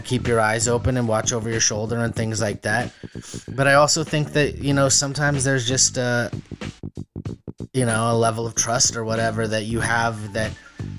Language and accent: English; Amador County, California, United States; born or raised there